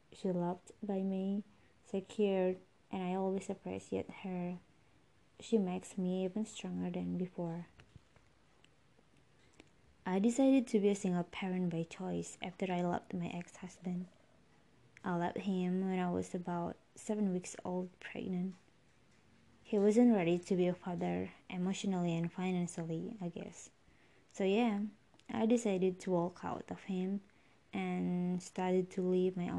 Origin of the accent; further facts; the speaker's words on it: Indonesia; from Indonesia